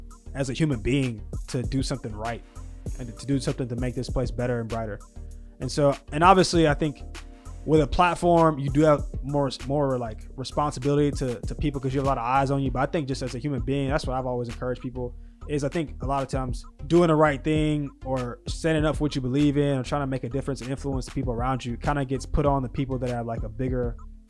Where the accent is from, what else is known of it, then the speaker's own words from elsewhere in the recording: Deep South, United States; I'm from the Deep South